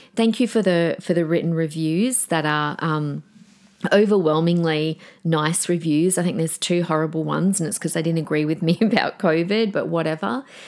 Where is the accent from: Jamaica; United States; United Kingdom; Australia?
Australia; Adelaide, South Australia; born in Adelaide, my hometown